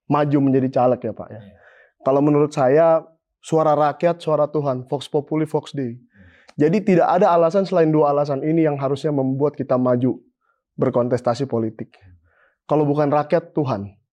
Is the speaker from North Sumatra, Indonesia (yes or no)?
yes; North Sumatra, Indonesia; dari Tapanuli, daerah kampung saya itu, Tapanuli Utara, Humbang Hasundutan, Samosir dan segala macam